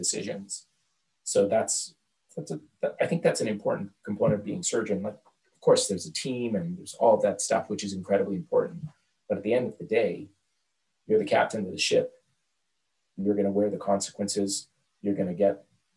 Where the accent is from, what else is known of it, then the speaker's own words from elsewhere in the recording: Canada; also born or lived in Dhaka, Bangladesh / Montreal; I grew up basically around Canada.